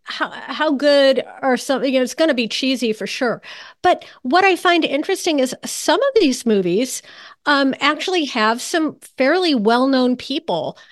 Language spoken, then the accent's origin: English; New Canaan, Connecticut, United States; New Canaan, which is my hometown